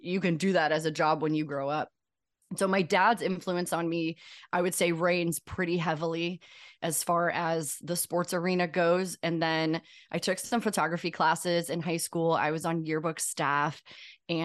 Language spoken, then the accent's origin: English; St. Louis, Missouri, United States; Growing up in St. Louis